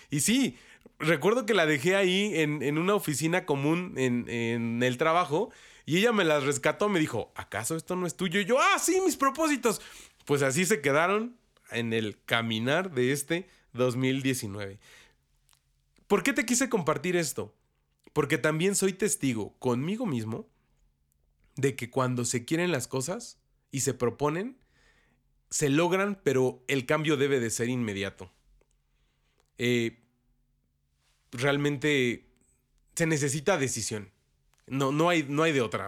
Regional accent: Mexico; los que somos mexicanos y católicos

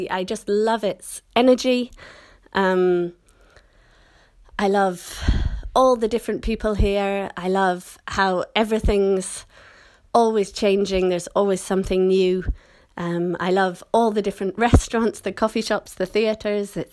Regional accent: Scotland, United Kingdom; accent: British; moved away as an adult; now in London, United Kingdom; I was born and raised in Scotland, but I've lived in London for a long time, so my accent is more or less kind of standard British now with a few little Scottish parts.

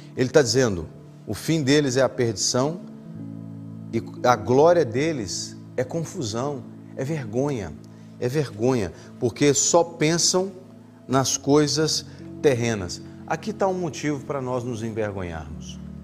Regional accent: Brazil; moved away as an adult; now in Portugal; Eu sou brasileiro. Eu sou brasileiro.

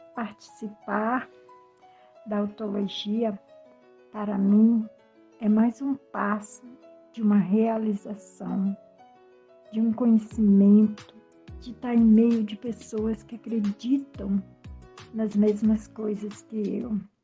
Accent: Rio de Janeiro, Brazil; also born or lived in Brasília; now in Brumado, Brazil; Nasci no Rio de Janeiro em 1960, na favela da Rocinha. Mas morei em Brasília e atualmente minha morada é na Bahia, Brumado.

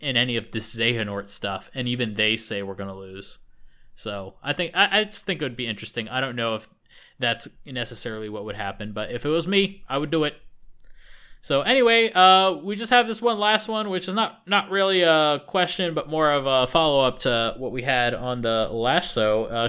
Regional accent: United States; we're stinky Americans.

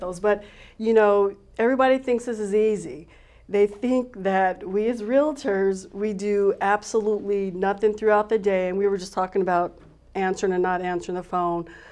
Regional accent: Tucson, Arizona, United States; Growing up here in Arizona, I'm a native, I'm from Tucson

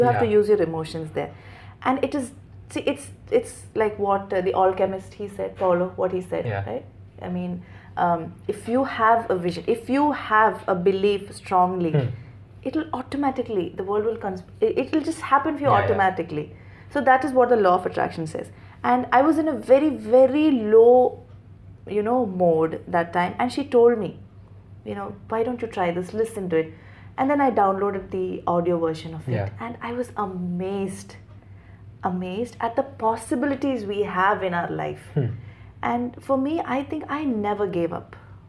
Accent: Dubai, United Arab Emirates; Since I was born and brought up in Dubai, the inclination is always for Dubai.

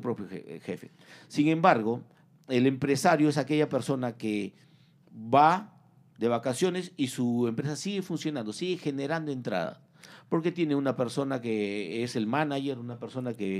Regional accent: Peru; moved away as an adult; now in United States; soy peruano

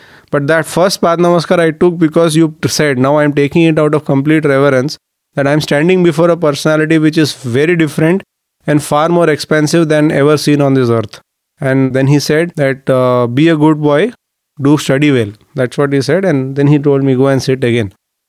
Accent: Mumbai, Maharashtra, India; I am from Bombay.

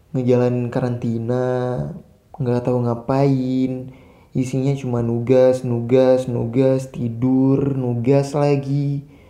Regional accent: Aceh, Indonesia; saya asli Aceh

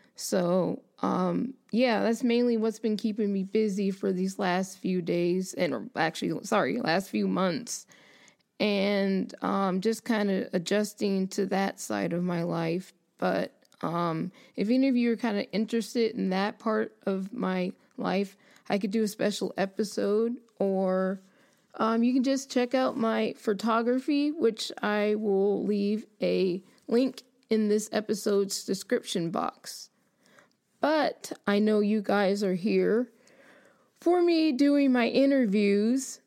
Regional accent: United States; being an American

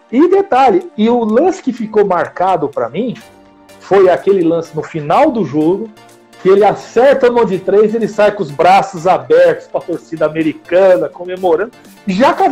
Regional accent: São Paulo, Brazil; eu, sou daqui do ABC, vocês sabem disso. Estava no centro de Santo André

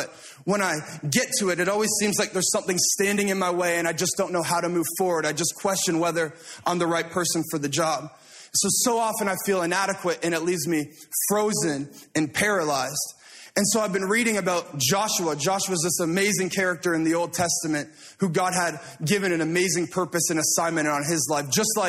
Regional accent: Toronto, Ontario, Canada; I said, I'm from the Toronto area. We call it the GTA, the Greater Toronto Area.

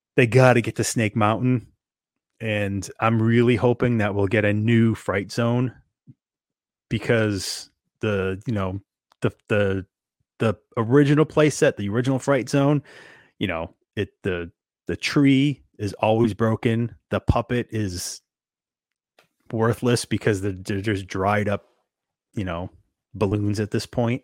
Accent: Northeast, United States; growing up in the Northeast

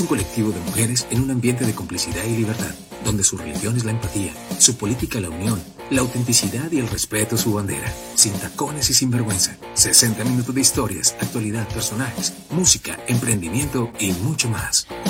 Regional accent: Colombia; en mi país, acá en Colombia

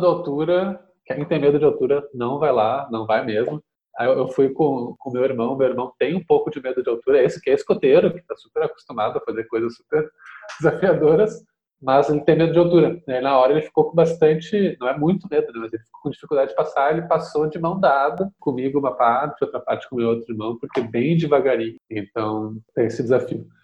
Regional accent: Porto Alegre, Rio Grande do Sul, Brazil; also born or lived in Mexico; sou aqui de Porto Alegre, nasci e moro aqui

